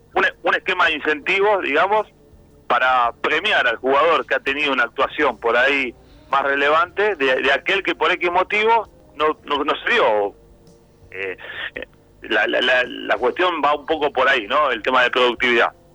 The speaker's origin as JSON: {"language": "Spanish", "country": "Argentina", "said": "soy argentino"}